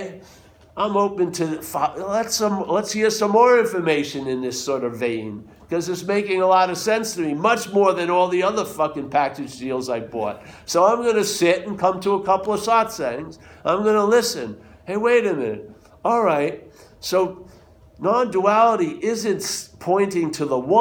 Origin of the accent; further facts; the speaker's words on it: New York, United States; I'm from New York